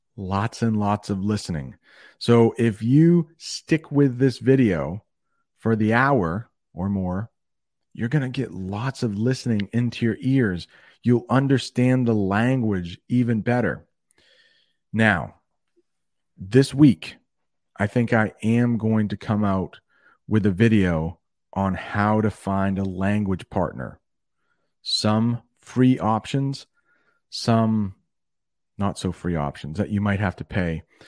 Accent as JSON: {"language": "English", "country": "United States", "said": "I'm one American"}